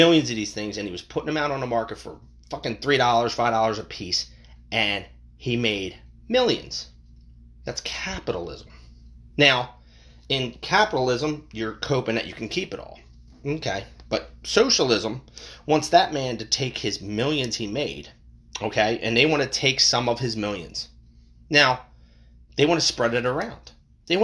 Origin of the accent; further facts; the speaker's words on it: United States; we as the American people